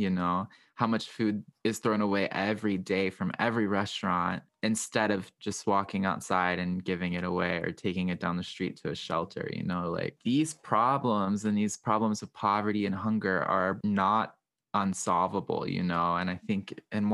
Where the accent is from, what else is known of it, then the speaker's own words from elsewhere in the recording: Southwestern Virginia, United States; the community that I grew up in Southwestern Virginia.